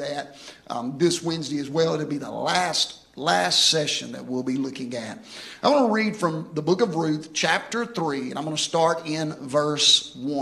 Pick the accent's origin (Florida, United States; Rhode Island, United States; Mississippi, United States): Mississippi, United States; Houston; I remember growing up in Houston, Mississippi. I grew up in Metz Street